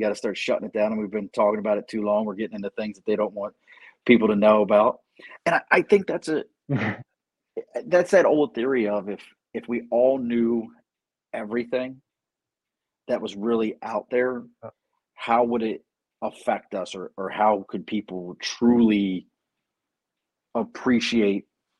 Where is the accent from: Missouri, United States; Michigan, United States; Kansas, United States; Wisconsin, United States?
Missouri, United States; Missouri is my home state.